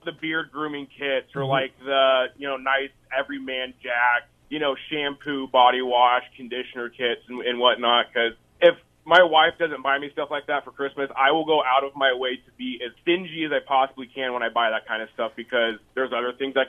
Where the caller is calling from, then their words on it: Monroe, United States; Monroe. I'm on my way down to Eddyville for work.